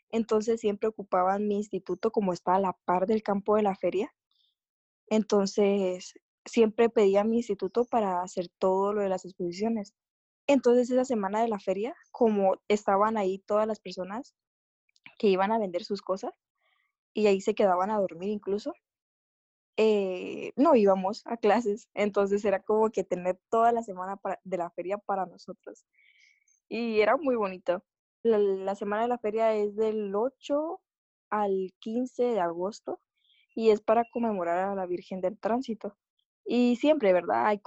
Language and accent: Spanish; Chiquimula, Guatemala; pero agosto aquí en mi pueblo, en mi tierra amada, Chiquimula, tenemos la feria.